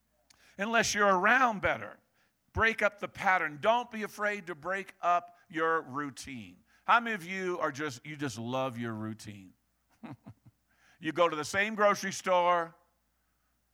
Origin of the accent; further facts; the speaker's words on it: New England, Maine, United States; Reminds me of Maine and growing up in New England